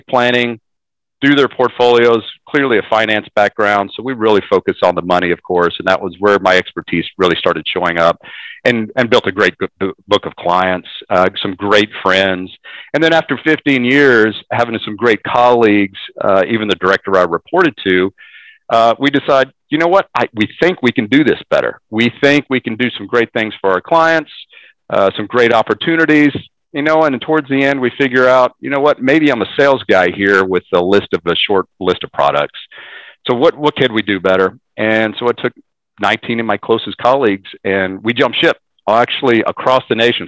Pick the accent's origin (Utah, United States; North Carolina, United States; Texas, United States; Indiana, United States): Texas, United States; Dallas; from Dallas, grew up here, moved around and within the mid cities and suburbs of Dallas